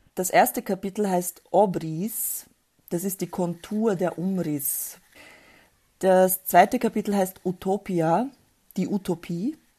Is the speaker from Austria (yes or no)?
yes; Austria; die kamen Anfang der 1970er Jahre nach Österreich wo ich dann auch geboren wurde